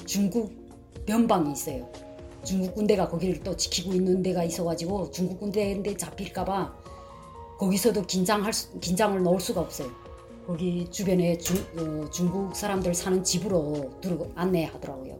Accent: North Korea; moved away as an adult; also born or lived in China; now in Alabama, United States; 저희는 탈북자인데 우린 두 자매다

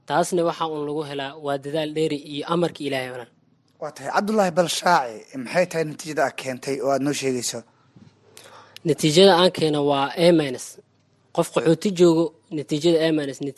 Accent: Mogadishu, Banaadir, Somalia; moved away; iskuulkan ka hore waxaan ka imaaday muqdisho soomaaliya ka imaaday marka soomaali waxaan ka imaaday two o oh nine

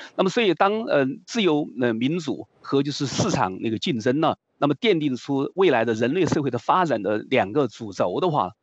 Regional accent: China; 我们中国人

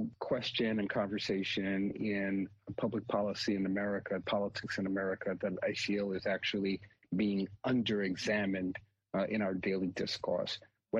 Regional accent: New York City, New York, United States; also born or lived in Kinshasa, Democratic Republic of the Congo; We all came together in the U.S. I grew up in New York City

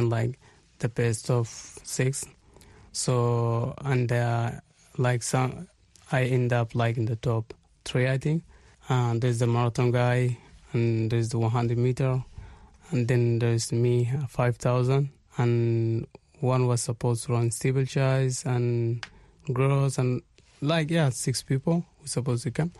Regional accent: Darfur, Sudan; now in Israel; I come from Israel now, but I'm originally from Sudan

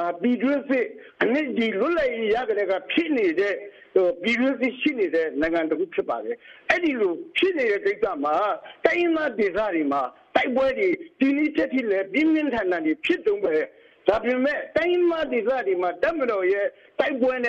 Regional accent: Rakhine State, Myanmar

